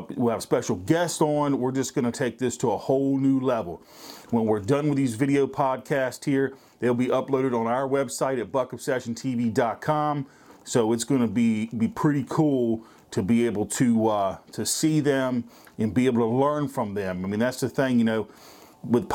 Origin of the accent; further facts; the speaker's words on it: Virginia, United States; I'm from Virginia